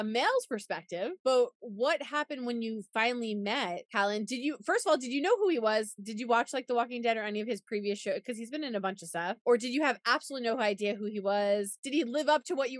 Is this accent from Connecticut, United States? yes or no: no; New York, United States; I'm from New York. There's a similar accent there.